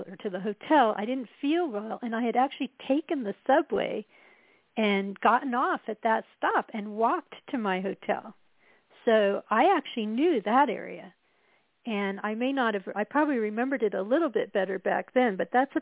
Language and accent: English; Colorado, United States; moved away; also born or lived in Midwest; I was from Colorado